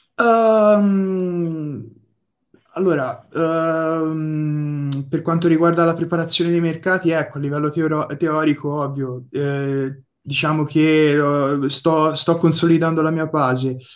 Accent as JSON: {"language": "Italian", "town": "Livorno", "region": "Tuscany", "country": "Italy", "said": "vengo da Livorno"}